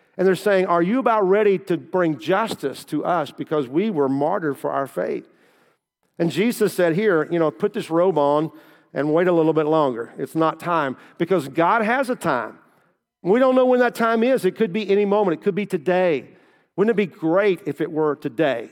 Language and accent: English; Kentucky, United States; moved away as an adult; also born or lived in Southern Indiana / Versailles; I grew up in Kentucky